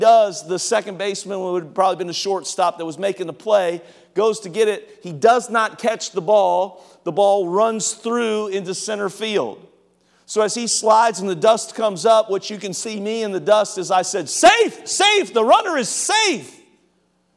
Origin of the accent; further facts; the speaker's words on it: Cincinnati, Ohio, United States; I grew up in Cincinnati